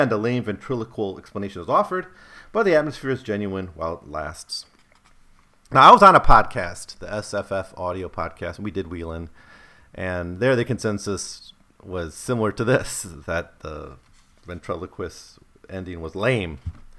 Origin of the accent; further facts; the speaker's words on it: United States; As an American